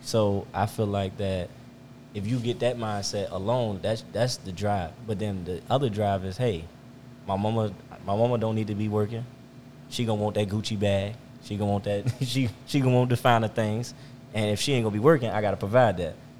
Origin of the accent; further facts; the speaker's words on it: Richmond, Virginia, United States; also born or lived in Chesterfield, Virginia; I'm from Richmond, Virginia. Uh, born and raised